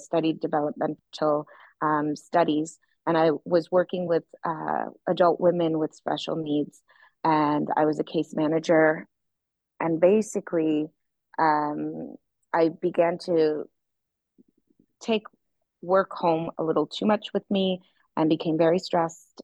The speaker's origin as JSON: {"language": "English", "town": "Toronto", "region": "Ontario", "country": "Canada", "moved": "yes", "lives_now": "Florianópolis, Brazil", "said": "I'm from Toronto, Canada"}